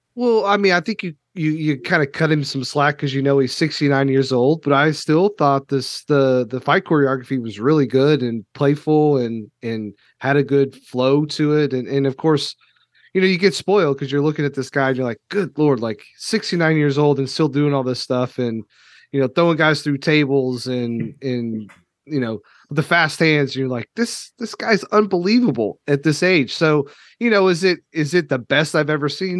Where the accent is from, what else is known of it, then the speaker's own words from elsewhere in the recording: Kentucky, United States; I'm from Kentucky